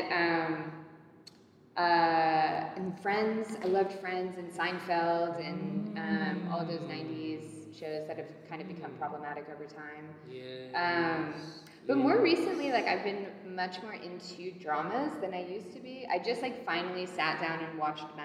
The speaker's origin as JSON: {"language": "English", "region": "London", "country": "United Kingdom", "tie": "born or raised there", "moved": "yes", "said": "I grew up in London"}